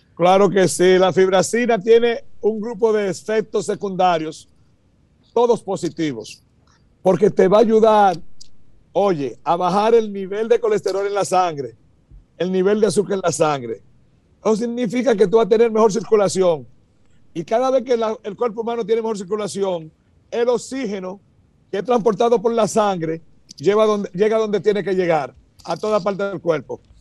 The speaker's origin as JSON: {"language": "Spanish", "country": "Dominican Republic", "moved": "yes", "lives_now": "United States", "said": "somos dominicanos como quiera, puro orgullo"}